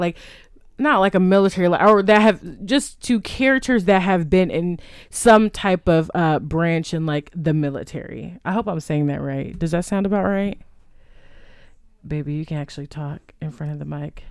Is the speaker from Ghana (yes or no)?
no; Texas, United States; we are from Texas